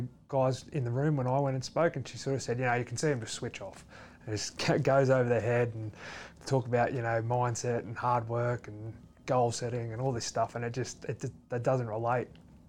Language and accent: English; Leeton, New South Wales, Australia; moved away; also born or lived in Wagga Wagga / Canberra; I was born in Wagga Wagga, but I actually grew up in Leeton.